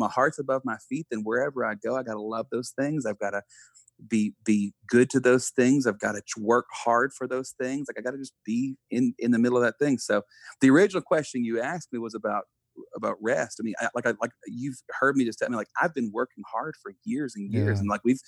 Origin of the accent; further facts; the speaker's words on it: Buna, Texas, United States; me being born and raised in, we still live, like, we just built a house next to my parents in Buna, Texas.